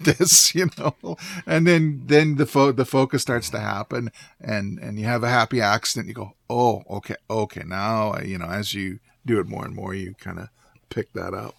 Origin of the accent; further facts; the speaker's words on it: Canadian Prairies, Canada; moved away; I went back to my hometown and um, visited um, a homestead that I lived